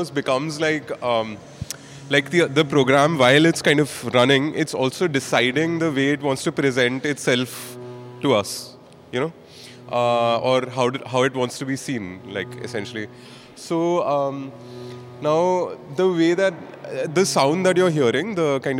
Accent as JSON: {"language": "English", "town": "Mumbai", "region": "Maharashtra", "country": "India", "said": "I'm from Bombay"}